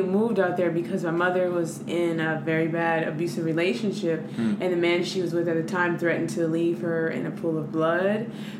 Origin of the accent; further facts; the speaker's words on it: Los Angeles, California, United States; But no, I'm from Los Angeles, California.